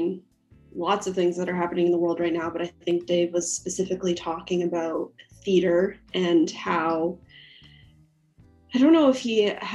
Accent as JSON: {"language": "English", "area": "Ontario", "region": "British Columbia", "country": "Canada", "tie": "born or raised there", "said": "I was born in Ontario, but spent a lot of summers coming to Salt Spring Island in BC. And then my parents eventually moved us to BC."}